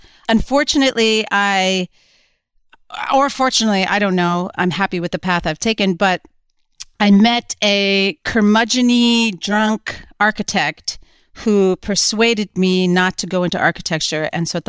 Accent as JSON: {"language": "English", "region": "New Jersey", "country": "United States", "tie": "born or raised there", "said": "Well, I was growing up in New Jersey at the time, and I was a bit of a goofy, wild kid"}